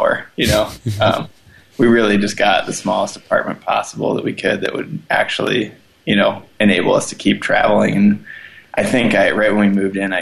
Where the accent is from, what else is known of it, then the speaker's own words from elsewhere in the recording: the Midwest, Iowa, United States; moved away as an adult; now in Denver, United States; I come from the Midwest, which is a pretty practical place to grow up